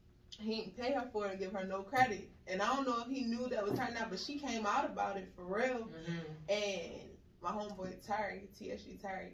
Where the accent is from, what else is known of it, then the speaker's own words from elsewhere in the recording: Baltimore, Maryland, United States; I'm from Baltimore.